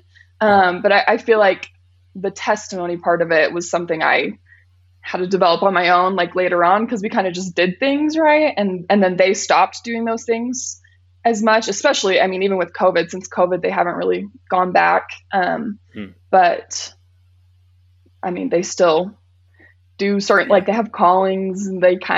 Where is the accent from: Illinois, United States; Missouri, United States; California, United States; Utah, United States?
Utah, United States; Riverton; also born or lived in Murray, Utah; I've lived in Riverton my whole life.